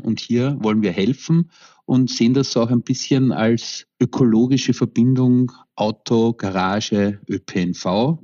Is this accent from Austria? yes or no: yes; Vienna, Austria; ich komme aus Wien